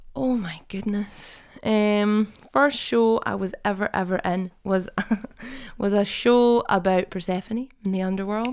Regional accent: Perth, Scotland, United Kingdom; growing up in Perth

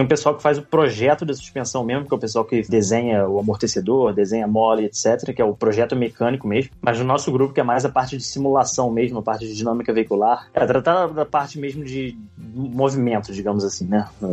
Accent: Niterói, Rio de Janeiro, Brazil; moved away as an adult; now in Oxford, United Kingdom; nasci em Niterói, no Rio de Janeiro

